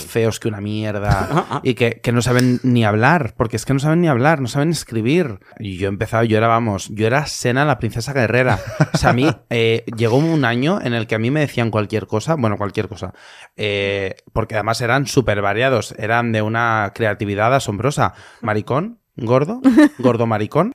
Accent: Valencia, Valencian Community, Spain; yo soy valenciano

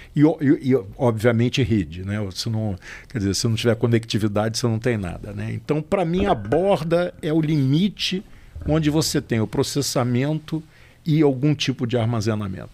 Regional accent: Rio de Janeiro, Brazil; sou carioca.

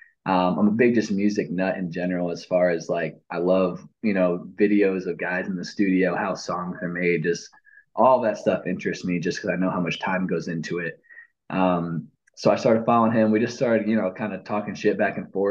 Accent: upstate New York, United States; I'm from upstate New York.

